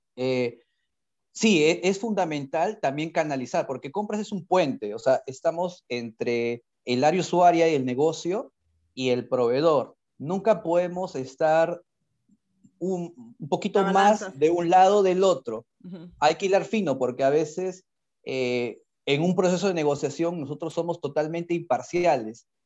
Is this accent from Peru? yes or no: yes; Peru; estuve, como muchos peruanos